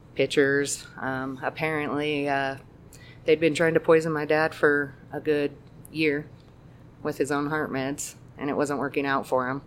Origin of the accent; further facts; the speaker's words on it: Greeley, Colorado, United States; I grew up in Greeley